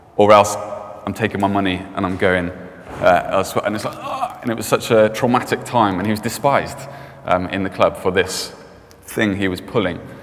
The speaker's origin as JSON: {"language": "English", "town": "Cardiff", "region": "Wales", "country": "United Kingdom", "tie": "born or raised there", "said": "i grew up in Cardiff."}